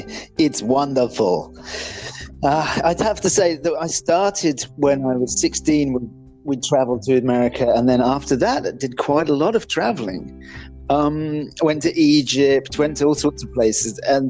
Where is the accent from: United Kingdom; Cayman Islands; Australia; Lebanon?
United Kingdom; England; also born or lived in Ireland; So as you mentioned at the beginning of this thing, I grew up in England and Ireland. I lived in many different places.